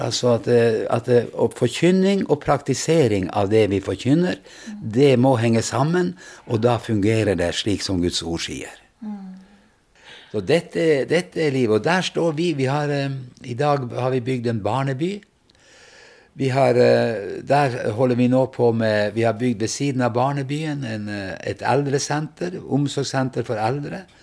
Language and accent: Norwegian; Vestre Jakobselv, Finnmark, Norway; Jeg kommer fra Finnmark. Eh, nærmeste byen er Vadsø, og bygda er Vestre Jakobselv